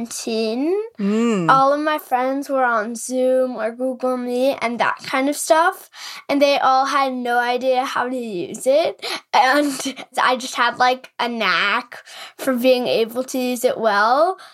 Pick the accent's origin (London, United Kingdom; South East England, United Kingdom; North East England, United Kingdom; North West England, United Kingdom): South East England, United Kingdom; Oxford; born there; now in New York, United States; I was actually born in England, but now I live in New York. I was born in Oxford.